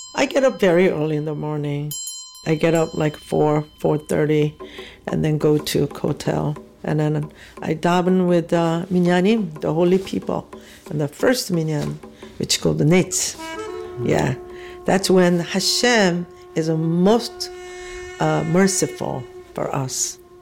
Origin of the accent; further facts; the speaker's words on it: South Korea; moved away; I was born in South Korea, 1947